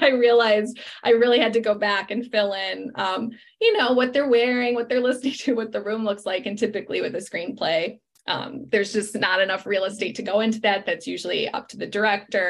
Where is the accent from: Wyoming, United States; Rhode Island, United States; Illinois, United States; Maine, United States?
Illinois, United States; Chicago; moved away; Chicago, my hometown